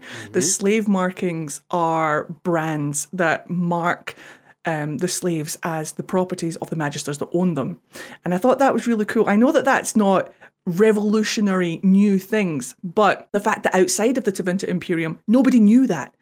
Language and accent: English; Scotland, United Kingdom; accent: Scottish; also born or lived in Japan; I'm Scottish